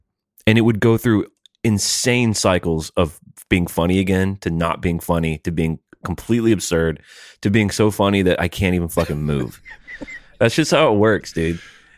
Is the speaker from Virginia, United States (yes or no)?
no; New Jersey, United States; I'm from Jersey.